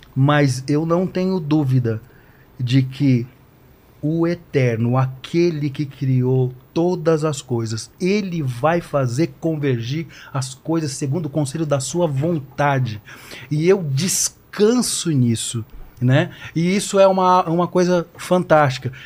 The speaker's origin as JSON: {"language": "Portuguese", "town": "Guarulhos", "region": "São Paulo", "country": "Brazil", "tie": "born or raised there", "said": "a gente conviveu anos na igreja, no barracão que era lá na Vila Barros, lá na periferia de Guarulhos"}